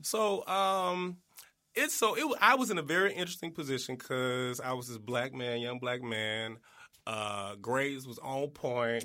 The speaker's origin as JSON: {"language": "English", "town": "East St. Louis", "region": "Illinois", "country": "United States", "said": "originally, I'm from East Saint Louis, Illinois."}